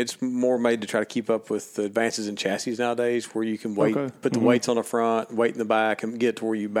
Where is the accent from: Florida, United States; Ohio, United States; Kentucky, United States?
Kentucky, United States; I'm from Kentucky.